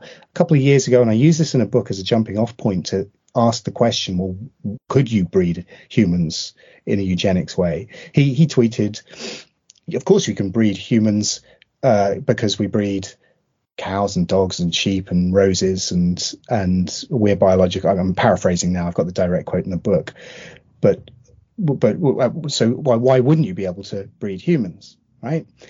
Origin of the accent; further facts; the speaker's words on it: United Kingdom; also born or lived in southeast London; now in London, United Kingdom; as a Brit